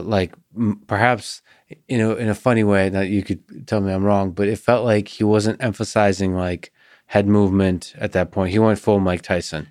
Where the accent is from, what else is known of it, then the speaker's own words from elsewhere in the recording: Russia; I'm also Russian.